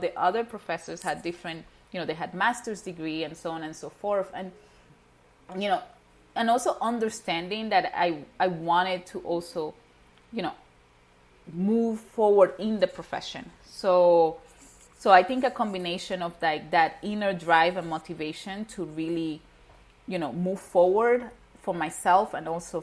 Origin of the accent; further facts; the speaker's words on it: Venezuela; moved away; I was born and raised in Venezuela. My parents are Haitian